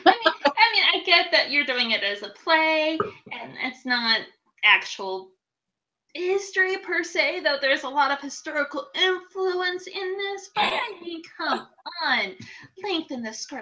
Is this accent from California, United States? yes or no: no; New York, United States; moved away; also born or lived in Central Texas; I lived in Central Texas for about 3.5 years or so. So yeah, I totally get your humidity, and I grew up in New York